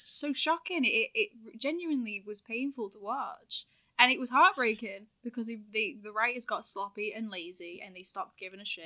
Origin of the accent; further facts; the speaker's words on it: town between Manchester and Liverpool, North West England, United Kingdom; accent: hybrid Manc/Scouse, sounds more Liverpool; moved away as an adult; now in Manchester, United Kingdom; I'm from a town that's, like, in the middle of those two